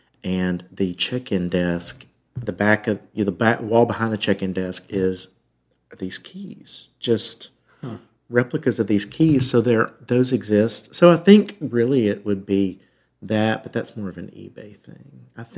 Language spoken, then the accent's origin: English; Alabama, United States; now in Nashville, United States; I grew up in Alabama, but they were aggressively lower middle class.